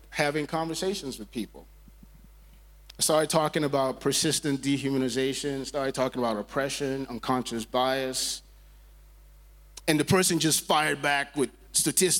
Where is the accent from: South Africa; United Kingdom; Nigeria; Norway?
Nigeria; moved away; I grew up in Nigeria, in West Africa